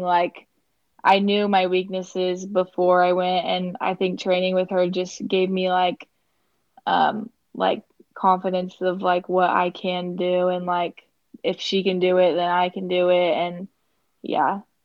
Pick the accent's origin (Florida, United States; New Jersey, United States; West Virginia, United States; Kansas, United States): Kansas, United States; I'm from Kansas